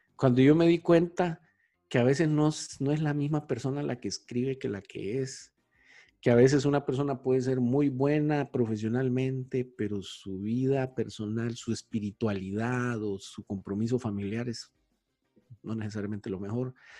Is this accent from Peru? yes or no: no; Honduras; moved away as an adult; also born or lived in South America; yo tuve una oportunidad profesional de irme de Honduras, joven, que tenía como 26, 27 años. Y me fui a vivir a América